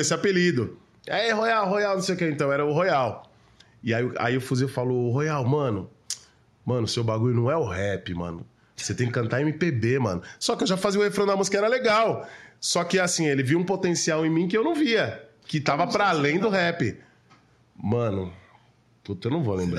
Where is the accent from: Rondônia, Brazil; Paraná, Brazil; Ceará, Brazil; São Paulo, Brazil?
São Paulo, Brazil; eu sou nascido e criado na Zona Sul de São Paulo